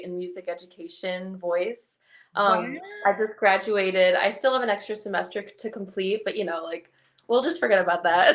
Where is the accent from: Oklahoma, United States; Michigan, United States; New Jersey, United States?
New Jersey, United States; I'm from New Jersey, like South Jersey area